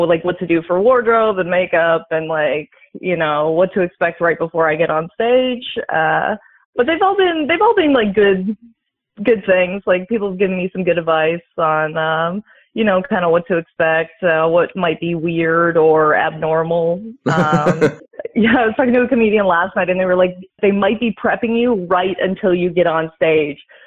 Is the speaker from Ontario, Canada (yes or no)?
yes; Lindsay, Ontario, Canada; also born or lived in Ottawa; I grew up in Lindsay.